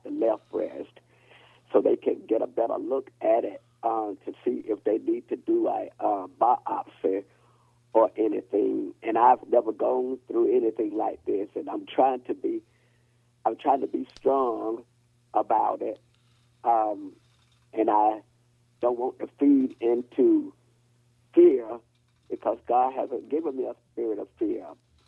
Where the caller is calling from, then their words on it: Raleigh, North Carolina, United States; I'm calling from Raleigh, North Carolina.